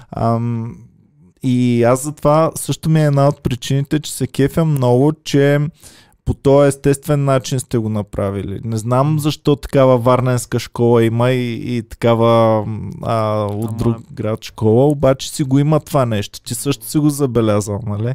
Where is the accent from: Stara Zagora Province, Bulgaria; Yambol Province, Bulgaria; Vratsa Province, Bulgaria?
Stara Zagora Province, Bulgaria; Stara Zagora; moved away; за това, че съм се запазил, аз съм от Стара Загора, и че съм се запазил частично поне начина на говорене.